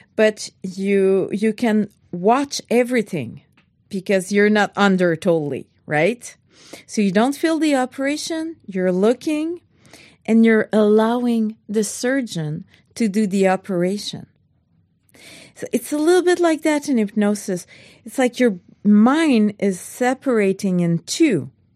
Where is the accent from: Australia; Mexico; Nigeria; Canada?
Canada; I'm French Canadian